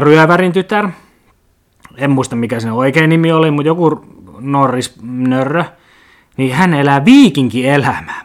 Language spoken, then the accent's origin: Finnish; Lappeenranta, South Karelia, Finland; me pelasin pienenä junnuna tuolla Mäkikadulla Kimpisessä Lappeenrannan eliittialueella